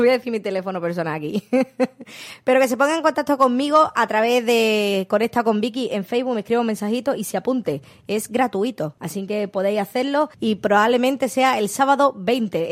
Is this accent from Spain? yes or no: yes; Málaga, Andalusia, Spain; no somos malagueños